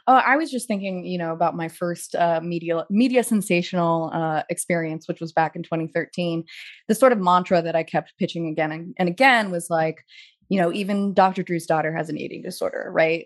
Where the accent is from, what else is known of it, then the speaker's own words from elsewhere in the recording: Pasadena, California, United States; moved away as an adult; also born or lived in New York; trying to differentiate myself as a New Yorker and being in Pasadena